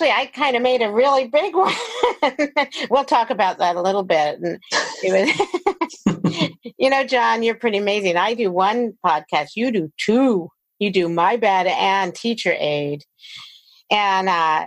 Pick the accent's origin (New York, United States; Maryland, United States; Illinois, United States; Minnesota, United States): Maryland, United States; Silver Spring; moved away as an adult; also born or lived in Bethesda, Maryland; now in California, United States; I grew up in Maryland. I lived there until I was 18.